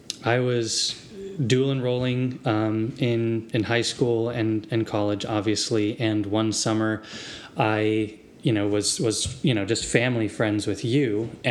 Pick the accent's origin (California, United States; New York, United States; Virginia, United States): Virginia, United States; Central; also born or lived in Appomattox County, Virginia; Yeah, so I grew up, my family moved around a bit, but most of my childhood was in Central Virginia, and the longest place I lived was about the 8 years of my my teenage into adulthood life